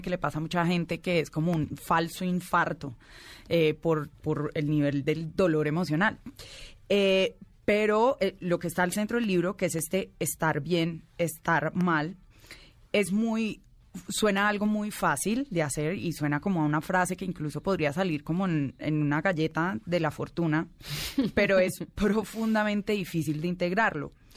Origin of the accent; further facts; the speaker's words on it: Colombia; incluso como colombiana